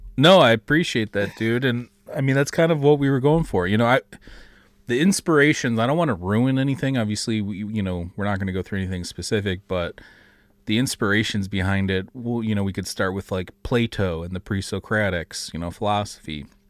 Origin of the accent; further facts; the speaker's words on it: Detroit, Michigan, United States; We're both from the Detroit area